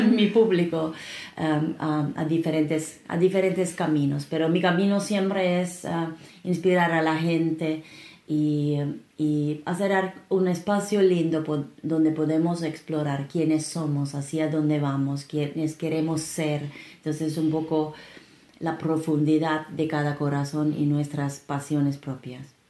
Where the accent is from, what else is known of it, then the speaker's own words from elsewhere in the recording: Finland; Spanish is a second language; now in Peru; Yo soy de Finlandia